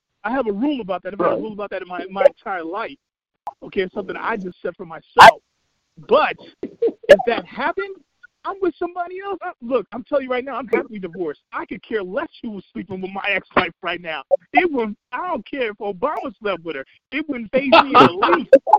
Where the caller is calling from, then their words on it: Chicago Ridge, Illinois, United States; I'm calling from Chicago Ridge